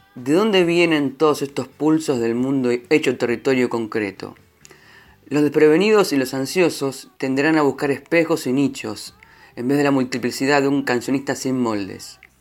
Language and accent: Spanish; La Plata, Buenos Aires Province, Argentina; Yo soy platense, pero tengo familia en San Juan.